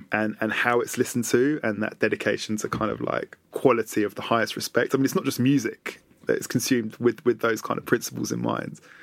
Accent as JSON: {"language": "English", "region": "London", "country": "United Kingdom", "tie": "born or raised there", "said": "Having been born and raised in London"}